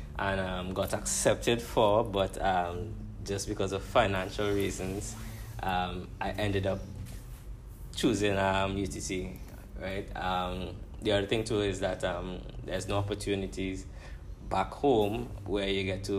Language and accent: English; St. Vincent & Grenadines; moved away as an adult; now in Trinidad, Trinidad and Tobago; I'm from St. Vincent